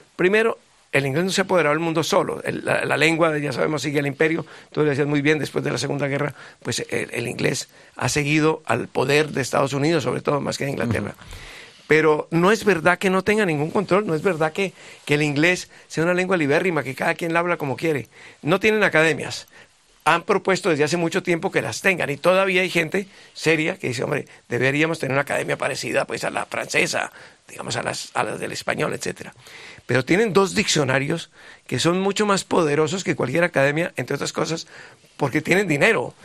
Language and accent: Spanish; Bogotá, Colombia; accent: sudaca; No en Bogotá, de donde yo vengo